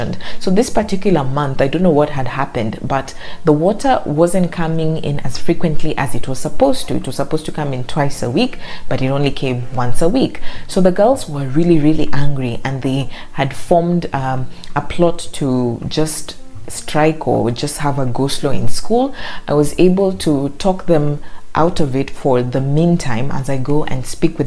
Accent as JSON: {"language": "English", "town": "Mombasa", "region": "Mombasa County", "country": "Kenya", "tie": "born or raised there", "said": "my hometown in Mombasa"}